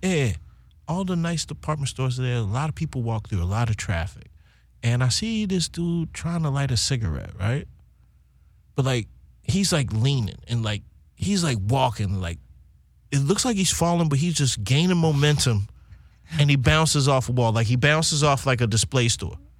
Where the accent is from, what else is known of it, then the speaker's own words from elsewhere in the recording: Baltimore, Maryland, United States; moved away as an adult; also born or lived in Cologne, Germany; now in Copenhagen, Denmark; I'm from the city. I'm from Baltimore City, West Side